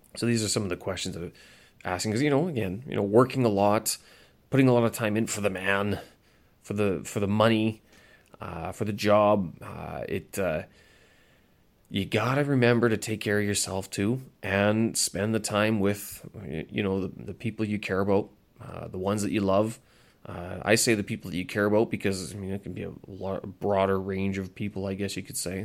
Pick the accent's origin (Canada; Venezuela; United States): Canada; moved away; I'm Canadian. I hold a Canadian passport and I speak English very well